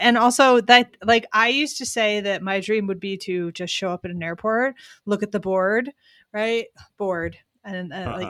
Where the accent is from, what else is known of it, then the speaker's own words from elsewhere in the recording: Pennsylvania, United States; So I'm from Pennsylvania. I grew up not in that area, but like Delaware, Montgomery County.